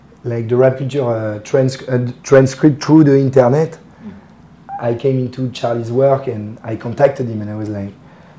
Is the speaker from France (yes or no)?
yes; Paris, Île-de-France, France; English is a second language; I'm from Paris